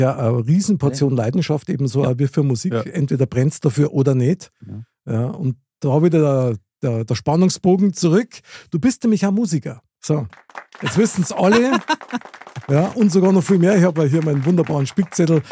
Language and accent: German; Munich, Bavaria, Germany; ich bin in München geboren, Innenstadt, Stiegelmeier Platz